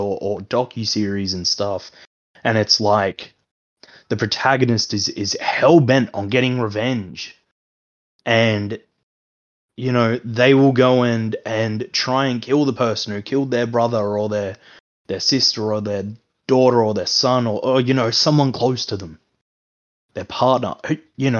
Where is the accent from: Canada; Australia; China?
Australia; the older you get as an Australian